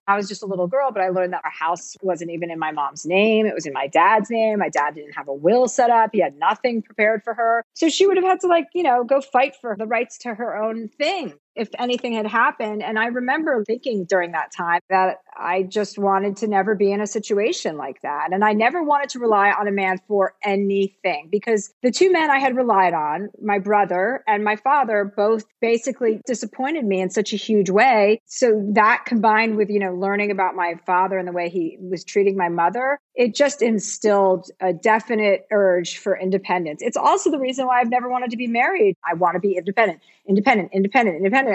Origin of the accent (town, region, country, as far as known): New Jersey, United States; now in California, United States